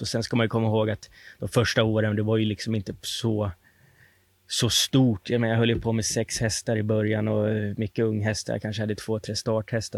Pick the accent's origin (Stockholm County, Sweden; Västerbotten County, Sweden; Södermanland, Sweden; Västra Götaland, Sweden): Stockholm County, Sweden; Sollentuna; Jag var uppvuxen i Sollentuna